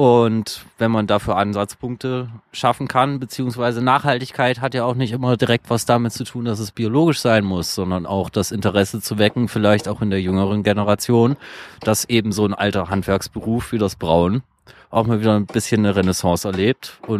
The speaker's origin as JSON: {"language": "German", "town": "Leipzig", "region": "Saxony", "country": "Germany", "said": "Äh, ich komme aus Leipzig."}